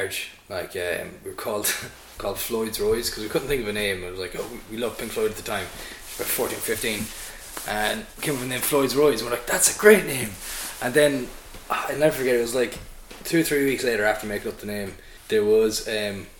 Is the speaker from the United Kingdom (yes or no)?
no; Sligo, Connacht, Ireland; I'm a Sligo native, true and true